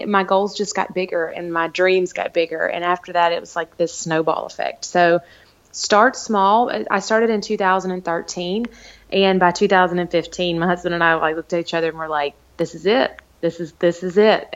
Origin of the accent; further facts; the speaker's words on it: the South, United States; I'm from the South